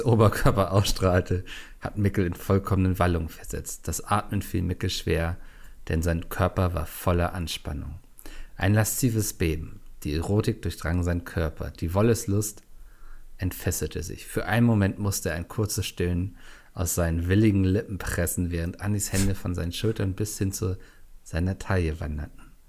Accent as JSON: {"language": "German", "region": "Northern Germany", "country": "Germany", "said": "ich als Norddeutscher"}